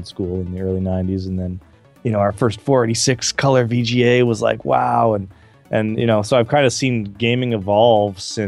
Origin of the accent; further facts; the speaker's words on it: Calgary, Alberta, Canada; where I grew up in Calgary, Canada